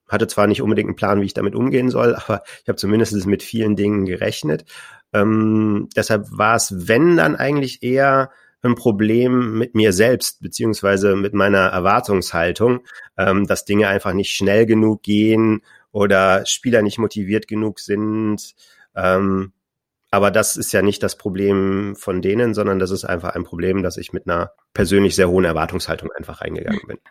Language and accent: German; Düsseldorf, North Rhine-Westphalia, Germany; Ich komme ja aus Düsseldorf